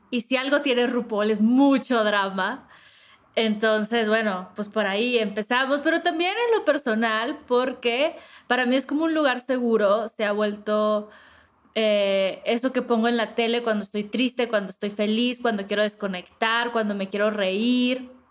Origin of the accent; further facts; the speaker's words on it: northern Mexico, Mexico; soy del norte, del norte de México